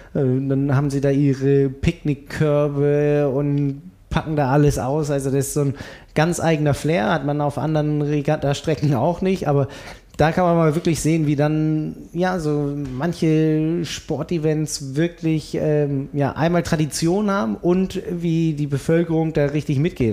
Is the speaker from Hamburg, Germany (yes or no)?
no; Berlin, Germany; ich komme aus Berlin